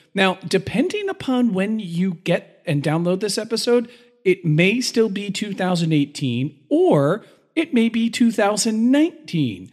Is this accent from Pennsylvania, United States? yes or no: yes; Philadelphia, Pennsylvania, United States; as a Philadelphian